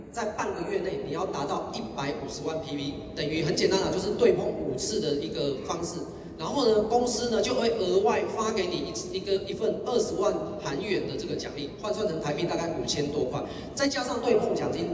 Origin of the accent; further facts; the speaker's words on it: Keelung, Taiwan; 我老家呢，在基隆，我爸妈他是经营一间小家具店的